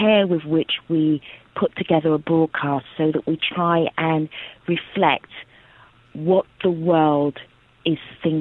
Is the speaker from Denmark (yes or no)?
no; United Kingdom; also born or lived in Nigeria; as a British person, also Nigerian, but as a British person